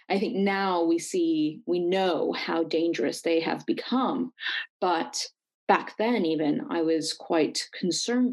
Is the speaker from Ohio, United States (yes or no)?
no; Silicon Valley, California, United States; I'm actually from Silicon Valley. Yes, people do grow up and live here. So I was born and raised here